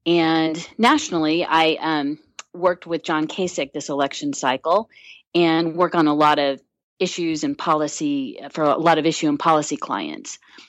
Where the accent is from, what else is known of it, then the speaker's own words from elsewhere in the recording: Indiana, United States; I'm originally from Indiana